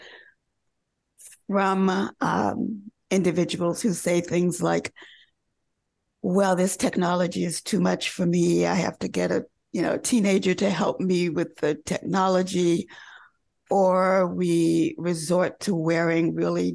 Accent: North Carolina, United States; I grew up in North Carolina

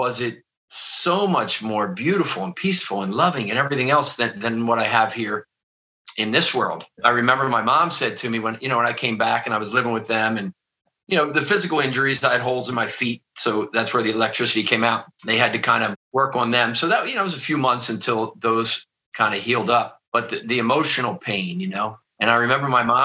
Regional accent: outside of Philadelphia, Pennsylvania, United States; I grew up outside of Philadelphia. I'm sure you can probably hear that in my accent

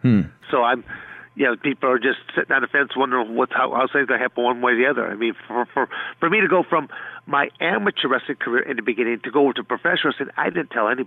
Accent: Michigan, United States; also born or lived in Arizona; I'm born and raised in Michigan

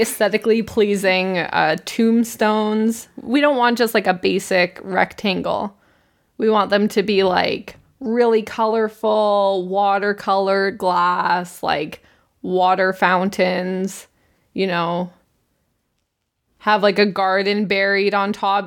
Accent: Canada; we are humble Canadians

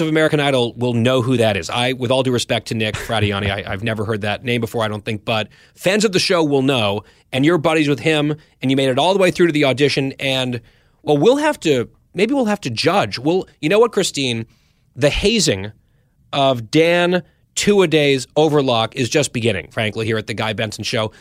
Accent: Saudi Arabia; now in Washington, D.C., United States; I was born in Saudi Arabia

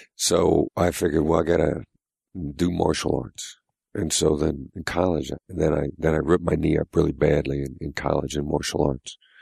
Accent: Mount Pleasant, Iowa, United States; moved away; I grew up in a small town in Iowa

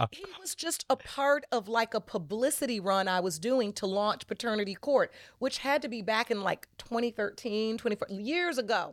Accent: Detroit, Michigan, United States; growing up in Detroit as a young

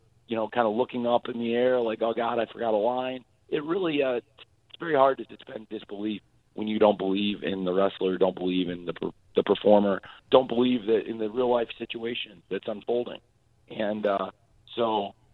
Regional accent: Jacksonville, Florida, United States; my hometown of Jacksonville

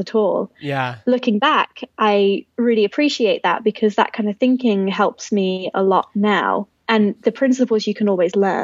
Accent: Hinckley, East Midlands, United Kingdom; My hometown's called Hinckley. It's basically 2 hours north of London, in the center of England.

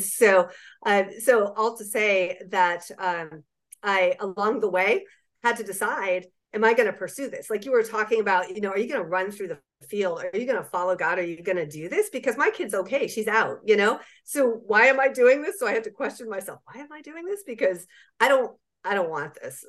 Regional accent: Southeast, United States; I'm from the Southeast

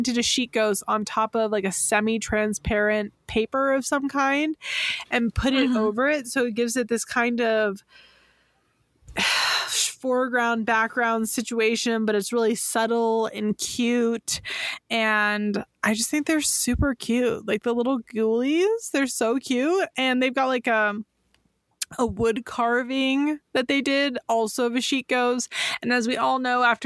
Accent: California, United States; I'm from California

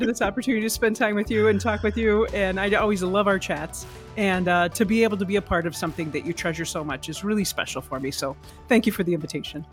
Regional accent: Arizona, United States; moved away as an adult; also born or lived in Nashville, Tennessee; I grew up in Arizona, and went to Arizona Lutheran Academy

